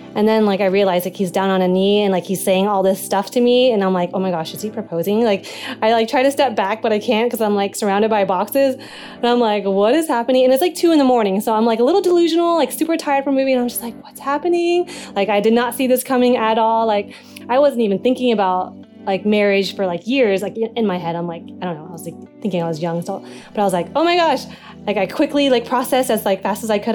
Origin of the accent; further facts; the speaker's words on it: Texas, United States; I'm from Texas